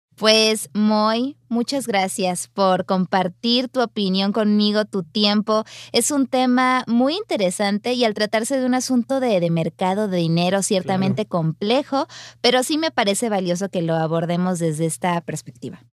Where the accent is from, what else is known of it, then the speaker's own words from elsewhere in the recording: Sinaloa, Mexico; yo soy oriunda de Sinaloa